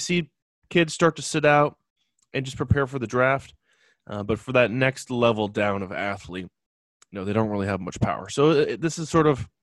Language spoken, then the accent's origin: English; Los Angeles, California, United States; I'm born and raised in Los Angeles.